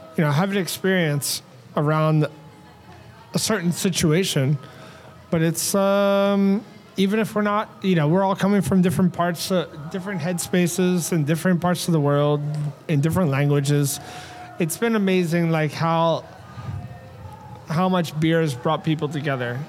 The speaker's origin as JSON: {"language": "English", "country": "United States", "said": "as an American"}